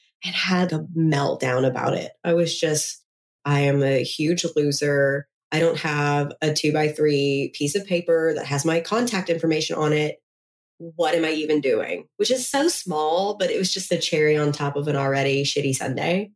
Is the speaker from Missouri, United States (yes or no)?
no; Memphis, Tennessee, United States; I'm from Memphis, Tennessee.